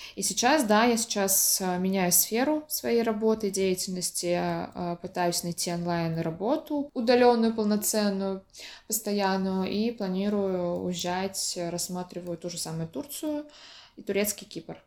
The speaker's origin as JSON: {"language": "Russian", "town": "Orenburg", "region": "Orenburg Oblast", "country": "Russia", "tie": "born or raised there", "also_born_or_lived": "Samara", "moved": "yes", "said": "я э, родилась, выросла в Оренбурге, училась в Самаре"}